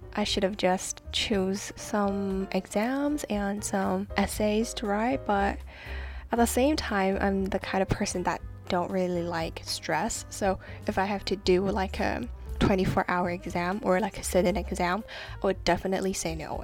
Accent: Hong Kong; I'm from Hong Kong and um, I'm studying law

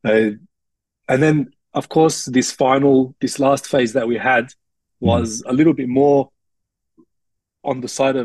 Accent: Australia; ethnic mix but born and raised in Australia

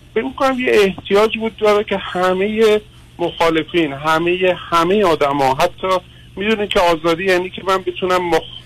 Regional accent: Iran; خودم به عنوان یه ایرانی

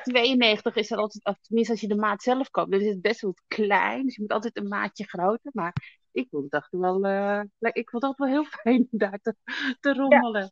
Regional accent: Amsterdam, North Holland, Netherlands; Zo in West geboren

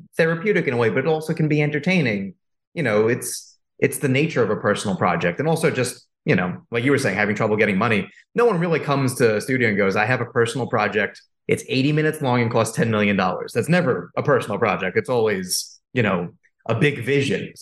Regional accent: New York, United States; I'm a guy from New York. I live in Brooklyn.

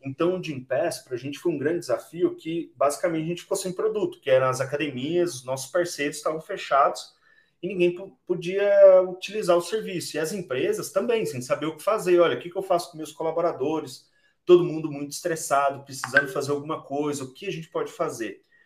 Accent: Boa Esperança, Minas Gerais, Brazil; ambos somos mineiros, então sou de uma cidade chamada Boa Esperança, lá no sul de Minas

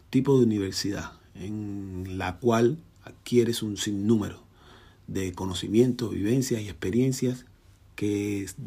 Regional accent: Havana, Cuba; born there; yo nací en Cayo Hueso, un barrio marginal situado en el centro de La Habana, Cuba

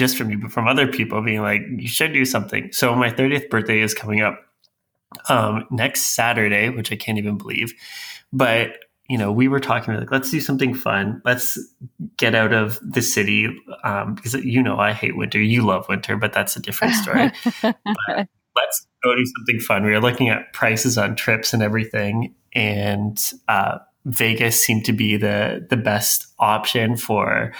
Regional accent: Canada; I'm Canadian

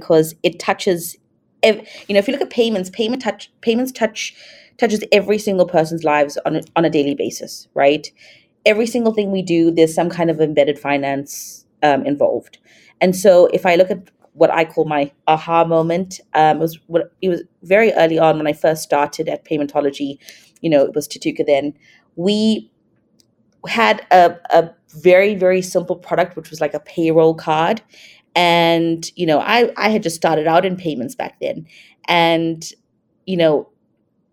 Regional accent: South Africa; moved away as an adult; also born or lived in Thailand / Singapore; I'm from South Africa, but I've lived in Thailand, Singapore

